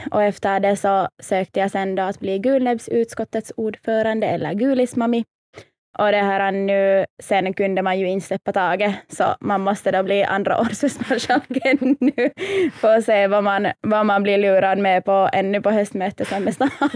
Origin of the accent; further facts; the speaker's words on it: Helsinki, Uusimaa, Finland; Jag är helt här från Helsingfors